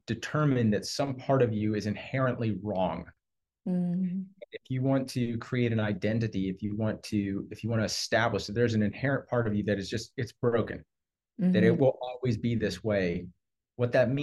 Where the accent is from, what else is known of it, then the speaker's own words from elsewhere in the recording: Houston, Texas, United States; I was raised in Texas. I think I'm like a sixth or seventh generation Houstonian